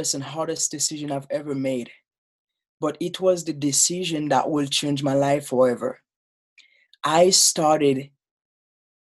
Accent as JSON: {"language": "English", "country": "Haiti", "tie": "born or raised there", "second_language": "English", "moved": "as an adult", "lives_now": "United States", "said": "I grew up in Haiti"}